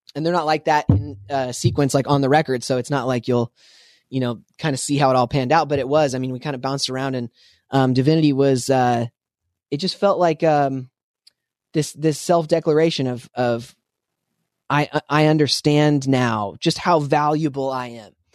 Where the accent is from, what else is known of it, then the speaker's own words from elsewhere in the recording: Spokane, Washington, United States; I grew up in Spokane, Washington.